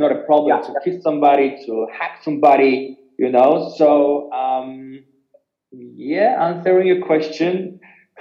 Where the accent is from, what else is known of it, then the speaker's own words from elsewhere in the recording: Poland; moved away; I was born in Poland